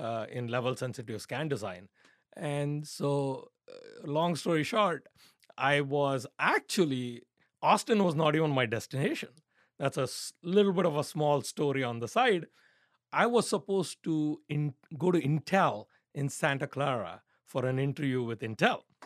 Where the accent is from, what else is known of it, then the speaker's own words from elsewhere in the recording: India; growing up in India